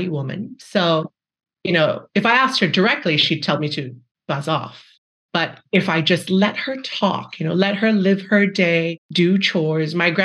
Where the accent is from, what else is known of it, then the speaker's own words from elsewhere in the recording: Malaysia; moved away as an adult; I grew up in Malaysia. I basically spent my entire childhood there until undergrad, and then I came here for